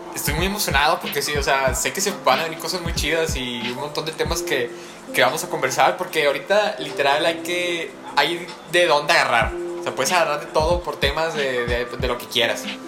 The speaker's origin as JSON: {"language": "Spanish", "country": "Mexico", "said": "siendo mexicano"}